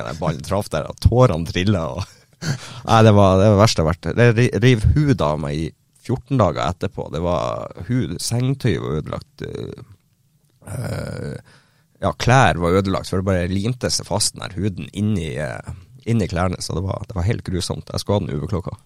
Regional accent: Northern Norway, Norway; hjemkommunen min og innom Bodø

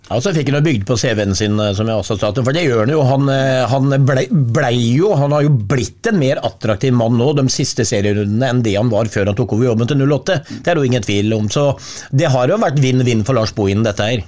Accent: Sarpsborg, Østfold, Norway; Jeg må bare si det som sarping

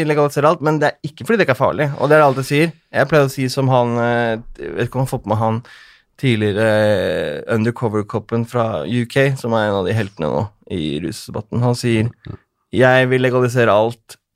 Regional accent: Oslo, Norway; det er der jeg er fra, vet du.

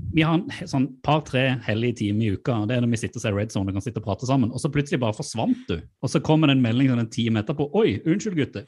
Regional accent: Mandal, Agder, Norway; moved away; min mor hjemme i Mandal

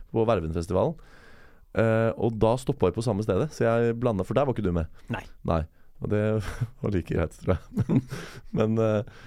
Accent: Norway; jeg kommer fra Norge

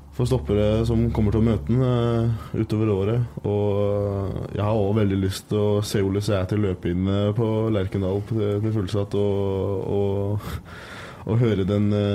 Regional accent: Skagen, North Denmark Region, Denmark; Norwegian is a second language; now in Trondheim, Norway; jeg kommer jo fra Skagen sjøl i, i, Danmark

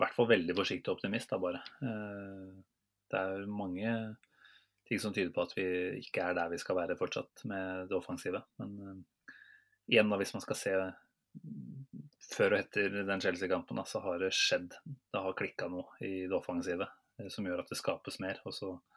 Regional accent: Norway; selv som nordmenn

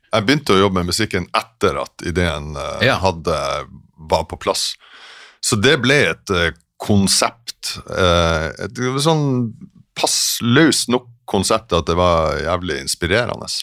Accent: Sortland, Nordland, Norway; moved away as an adult; also born or lived in Berlin / Stockholm; now in Oslo, Norway; Jeg er fra, fra Sortland

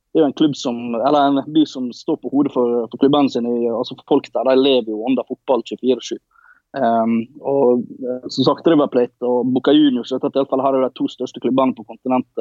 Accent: Ålesund, Møre og Romsdal, Norway; born or raised there; accent: Norwegian dialect; also born or lived in Colombia

